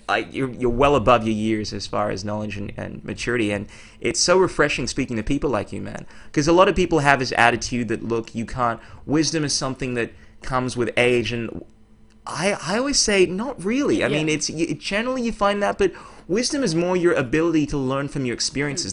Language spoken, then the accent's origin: English; Ghana; we're both from the Ghana